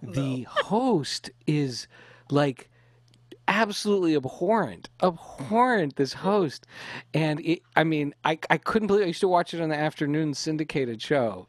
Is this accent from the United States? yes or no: no; Canada; Lily, Becky, and I were raised in Canada